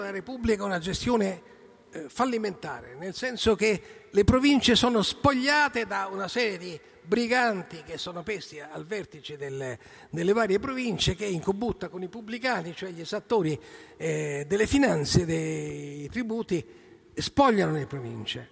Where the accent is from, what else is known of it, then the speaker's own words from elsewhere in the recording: Rome, Lazio, Italy; noi siamo romani